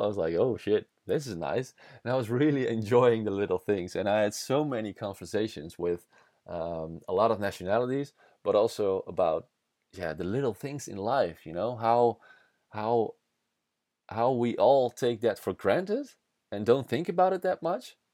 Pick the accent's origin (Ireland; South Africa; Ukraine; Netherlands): Netherlands; first language Dutch; English is a second language; Dutch is my mother language